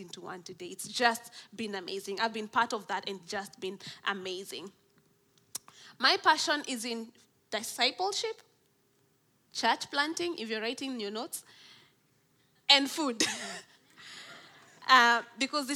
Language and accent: English; Nairobi, Kenya; I'm from Nairobi in Kenya, in East Africa.